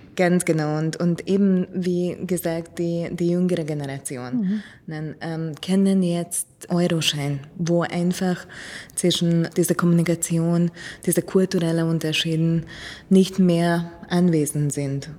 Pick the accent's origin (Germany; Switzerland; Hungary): Hungary; moved away; ich komme aus Ungarn